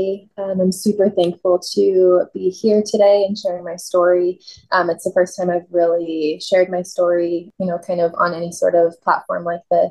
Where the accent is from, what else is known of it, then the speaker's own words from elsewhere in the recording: McMinnville, United States; I was born and raised in McMinnville, lived there all through high school